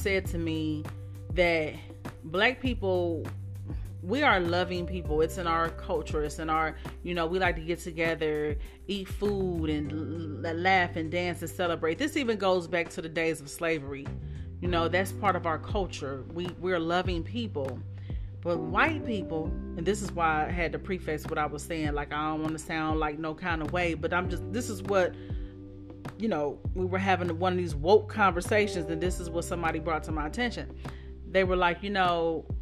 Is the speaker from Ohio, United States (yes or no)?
yes; Dayton, Ohio, United States; moved away; most of my life in Dayton